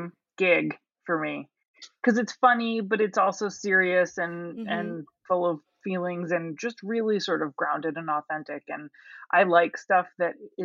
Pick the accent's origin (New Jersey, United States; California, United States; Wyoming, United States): New Jersey, United States; moved away as an adult; also born or lived in Pittsburgh; now in Los Angeles, United States; I grew up in New Jersey.